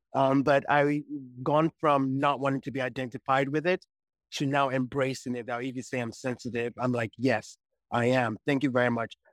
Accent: Nigeria; moved away as an adult; also born or lived in United States; born in the U S, grew up in Nigeria, and then once I was eighteen, moved to the U S and was there till I was well into my forties

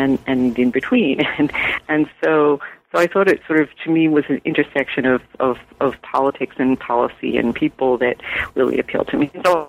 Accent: New York, United States; now in California, United States; So I am from New York, and actually a transplant to California, like so many Californians. It's my adopted home. I grew up in New York. I was born on Long Island. I grew up in New York.

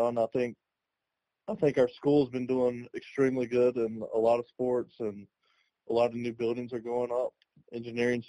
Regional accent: North Carolina, United States; I'm from North Carolina, played, you know, my career not far away from Greensboro

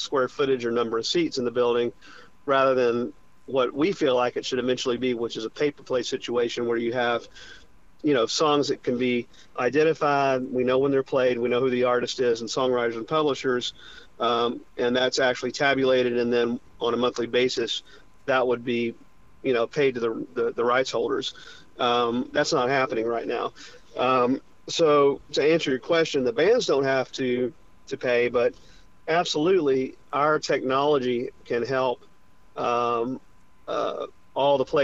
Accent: Charlotte, North Carolina, United States; my hometown of Charlotte, North Carolina

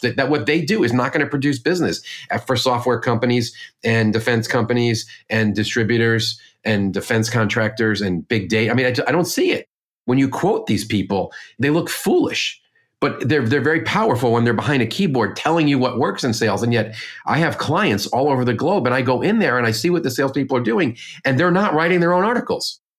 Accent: Northeast, United States; I'm from the Northeast, like you

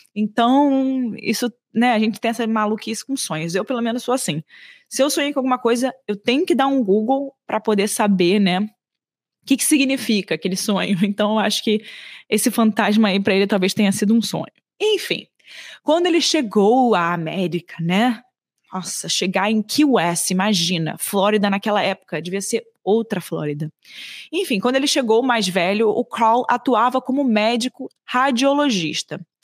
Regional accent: Brazil; sendo brasileira

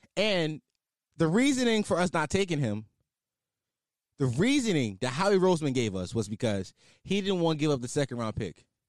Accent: Philadelphia, Pennsylvania, United States; I am a Philadelphian, and I am a fan of the Philadelphia Eagles

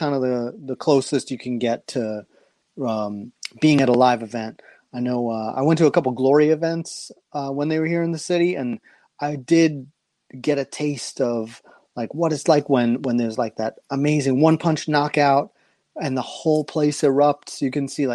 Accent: New York City, New York, United States; I've only lived in 3 places in life, Queens, Brooklyn, and Manhattan

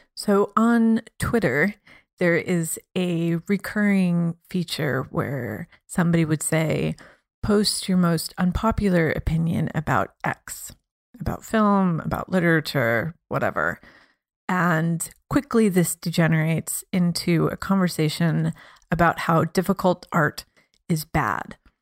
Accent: Midwest, United States; now in Berlin, Germany; I come from the Midwest, which has a very sort of skeptical and hostility, I guess, to art in general

